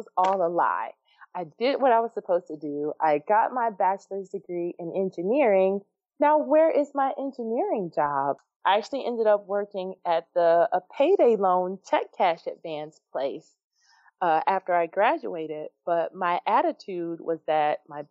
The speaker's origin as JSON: {"language": "English", "town": "Chicago", "region": "Illinois", "country": "United States", "tie": "born or raised there", "said": "my hometown of Chicago"}